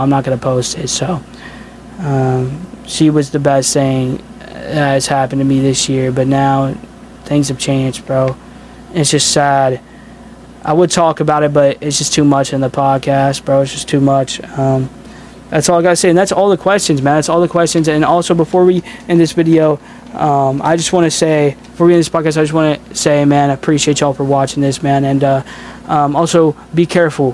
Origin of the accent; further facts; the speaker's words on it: Indiana, United States; I'm from Indiana